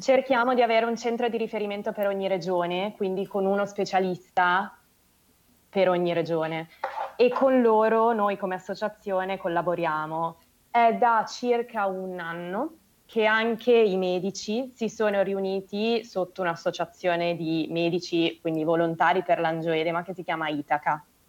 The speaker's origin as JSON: {"language": "Italian", "town": "Milan", "region": "Lombardy", "country": "Italy", "said": "sono di Milano"}